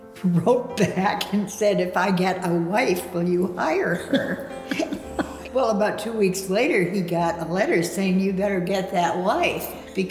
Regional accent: Fargo, North Dakota, United States; moved away as an adult; also born or lived in Montana; I grew up in Fargo, North Dakota, flat as a pancake, Fargo.

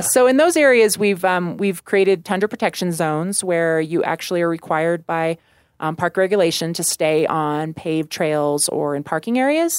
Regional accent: Warrensburg, Missouri, United States; moved away as an adult; now in Colorado, United States; I grew up in Missouri

